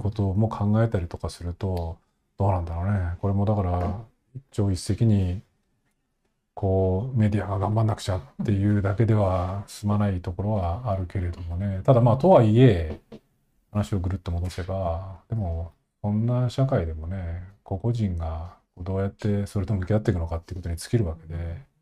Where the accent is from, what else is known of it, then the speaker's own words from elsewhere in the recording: Nagano, Japan; 僕長野出身で